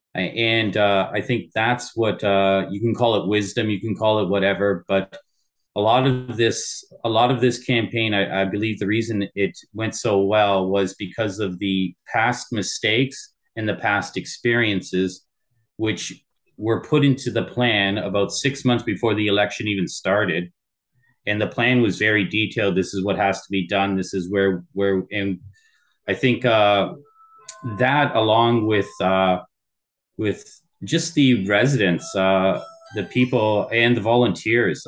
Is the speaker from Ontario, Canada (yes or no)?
yes; Windsor, Ontario, Canada; also born or lived in Tokyo, Japan; born and raised in Windsor, Ontario